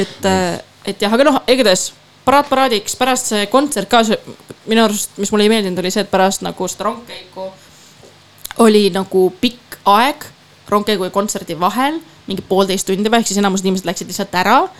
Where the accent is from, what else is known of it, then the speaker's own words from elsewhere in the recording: Tallinn, Harju County, Estonia; moved away as an adult; also born or lived in Amsterdam, Netherlands; mu esimene Pride minu kodulinnas